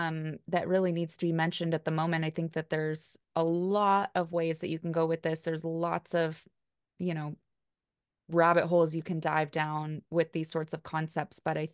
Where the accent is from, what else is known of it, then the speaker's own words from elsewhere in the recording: United States; I mean, Kelly and I are both white and we're both from the United States.